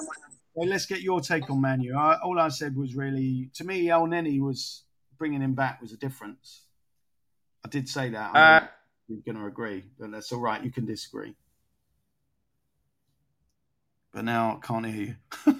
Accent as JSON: {"language": "English", "region": "England", "country": "United Kingdom", "tie": "born or raised there", "lives_now": "Rome, Italy", "said": "I was born and raised in England."}